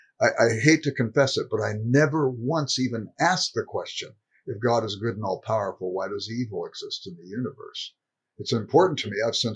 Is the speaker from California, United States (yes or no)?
yes; Los Angeles, California, United States; I grew up in South Central Los Angeles.